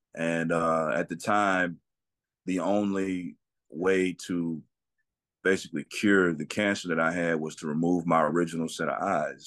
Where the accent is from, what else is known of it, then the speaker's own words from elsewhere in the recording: Atlanta, Texas, United States; I am from a small town in East Texas called Atlanta, Atlanta, Texas